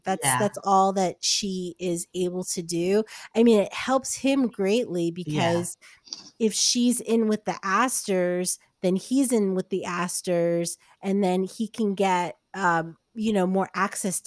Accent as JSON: {"language": "English", "region": "New Jersey", "country": "United States", "tie": "born or raised there", "said": "I grew up in New Jersey"}